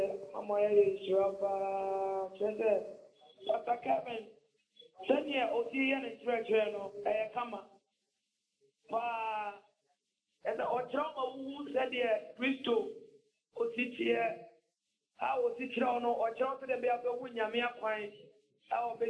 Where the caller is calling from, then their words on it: Western Region, Ghana; I'm calling from Akpangwe in Western Region.